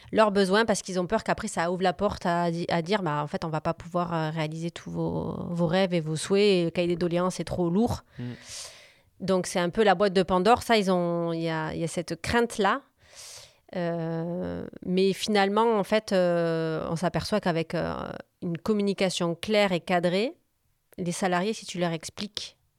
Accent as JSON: {"language": "French", "region": "Corsica", "country": "France", "said": "j'ai un appartement aussi en Corse, je suis originaire de Corse."}